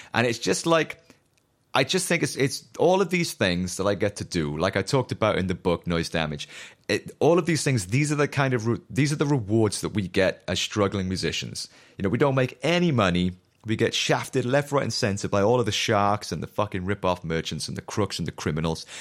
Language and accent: English; Newport, Wales, United Kingdom; accent: chavvy Newport; my chavvy Newport accent